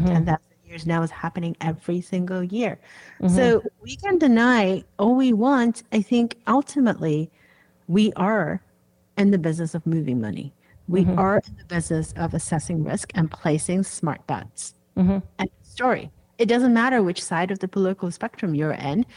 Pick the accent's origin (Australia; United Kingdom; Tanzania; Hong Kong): Hong Kong; now in Washington, D.C., United States; I was growing up in Hong Kong